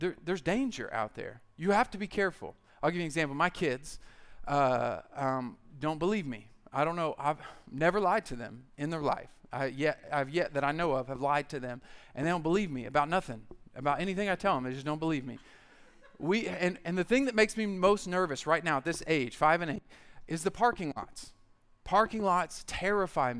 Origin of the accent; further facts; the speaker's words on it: United States; I grew up in the American church